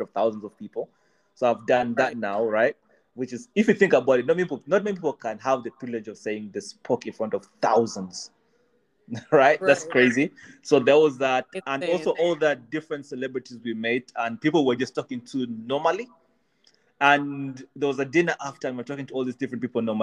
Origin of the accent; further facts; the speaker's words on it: Uganda; also born or lived in Kenya; now in United Kingdom; I grew up in Uganda